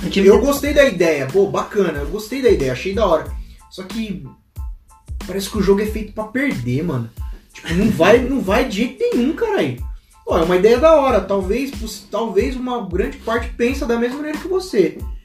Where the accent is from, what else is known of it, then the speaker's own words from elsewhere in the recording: Brazil; A gente nasceu no Brasil, a gente é brasileiro